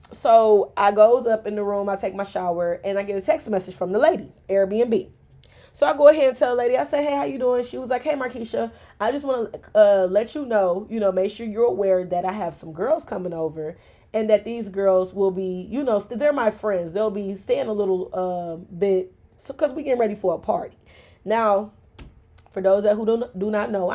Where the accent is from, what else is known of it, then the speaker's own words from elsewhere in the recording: Detroit, Michigan, United States; I am from Mexican Town. I am originating from Southwest Detroit.